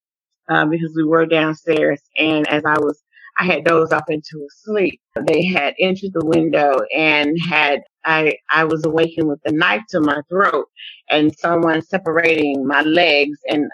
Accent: Waco, Texas, United States; moved away; Waco is actually my hometown where I was born and bred, Texas

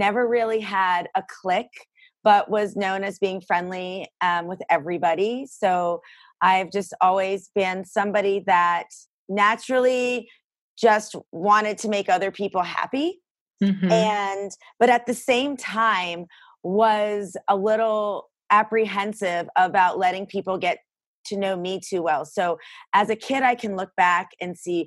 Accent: Greenville, South Carolina, United States; also born or lived in Boston, Massachusetts; I was born in Boston and my family moved to Greenville, South Carolina when I was a kid

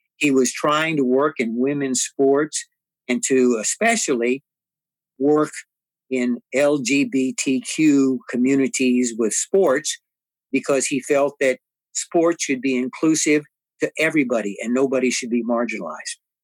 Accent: San Antonio, Texas, United States; I lived on the Prospect Hill community on the west side of San Antonio

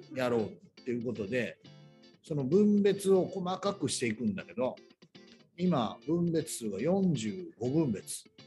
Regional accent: Tokushima, Japan; 徳島県徳島市の出身で

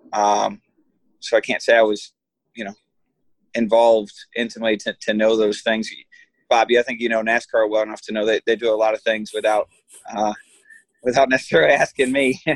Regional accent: Michigan, United States; I come from Michigan

